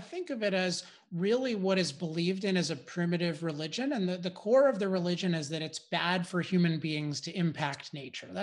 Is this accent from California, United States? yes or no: yes; California, United States; I'm from California